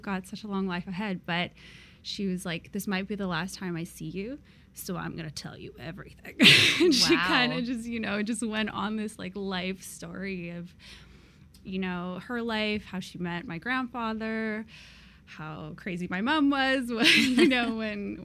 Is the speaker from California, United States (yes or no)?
no; Seattle, Washington, United States; also born or lived in Vladivostok, Russia; I was born in Vladivostok, which is super far east. It's like on the Sea of Japan, and it borders like China. So I was born there, and when I was like 5 or so, we actually left and immigrated to the United States. So I actually grew up in Seattle